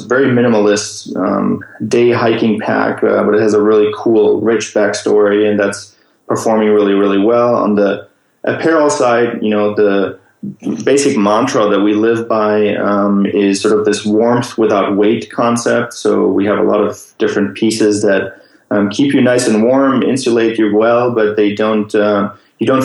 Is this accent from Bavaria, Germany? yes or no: yes; Munich, Bavaria, Germany; moved away; I'm originally from Germany. I was born and raised in Munich, close to the Alps.